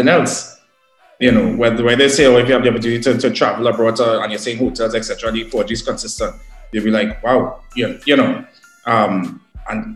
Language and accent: English; Trinidad & Tobago; as a Trinidadian